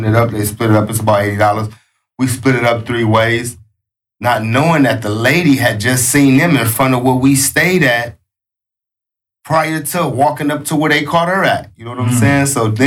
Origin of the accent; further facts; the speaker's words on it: Los Angeles, California, United States; I'm from Los Angeles. I'm from West LA, that West Adams district